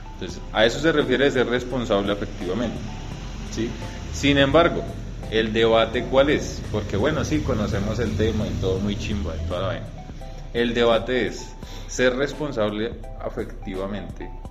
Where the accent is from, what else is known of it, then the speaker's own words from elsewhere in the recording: Colombia; nosotros como colombianos